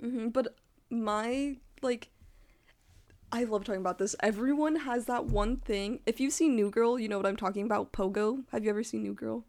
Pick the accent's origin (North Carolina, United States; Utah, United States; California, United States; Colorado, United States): Utah, United States; now in San Diego, United States; I'm from Utah, and, like, religion is part of your life